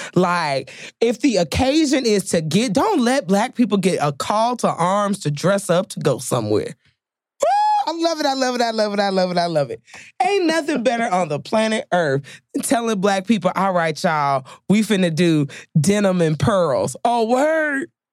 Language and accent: English; Chicago, Illinois, United States; I'm from Chicago